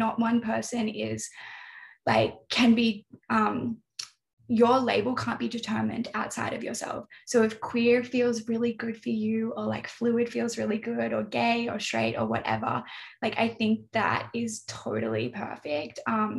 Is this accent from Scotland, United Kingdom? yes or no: no; North East England, United Kingdom; But then sometimes I'm just Geordie.